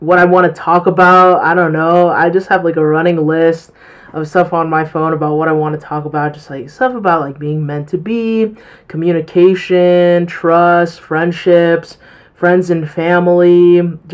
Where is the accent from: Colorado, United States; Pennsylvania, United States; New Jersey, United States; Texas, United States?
Colorado, United States; I'm 18 years old and I'm from Colorado.